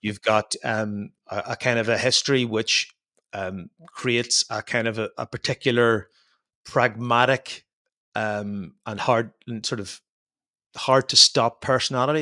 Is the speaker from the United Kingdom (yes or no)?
no; Ireland; moved away as an adult; now in Belgium; I spent most of my life up until seven or eight years ago living in Ireland, uh, growing up in Ireland.